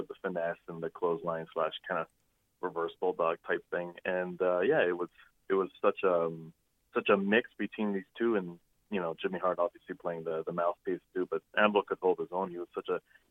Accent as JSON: {"language": "English", "country": "Canada", "said": "myself as a Canadian wrestling fan"}